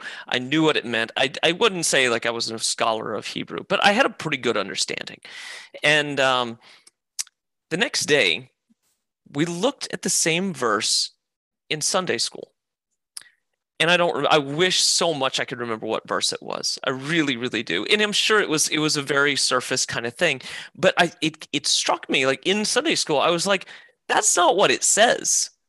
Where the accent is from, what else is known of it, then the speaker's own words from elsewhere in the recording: Midway, Georgia, United States; also born or lived in Myrtle Beach, South Carolina; So the Deep South, Midway, Georgia, Savannah, Georgia, outside of Savannah, Brunswick, and Myrtle Beach. I moved around a lot as a kid.